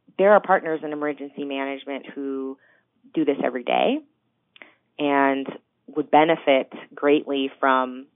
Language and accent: English; Colorado, United States; I grew up in Colorado